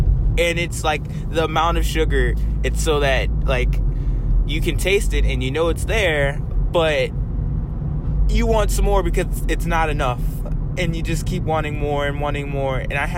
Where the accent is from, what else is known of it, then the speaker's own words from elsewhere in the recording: the South, United States; I can even talk like I'm a country person because I grew up in the South